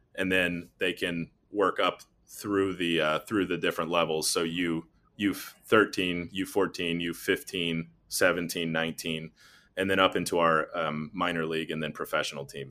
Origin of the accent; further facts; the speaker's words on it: North Carolina, United States; moved away as an adult; also born or lived in Nashville, Tennessee / Columbus, Ohio; I'm from North Carolina originally